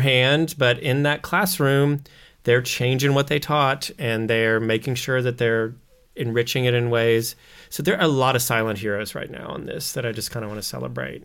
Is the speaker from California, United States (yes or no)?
no; Missouri, United States; we're like farmers from Missouri. We say Missouri, not Missouri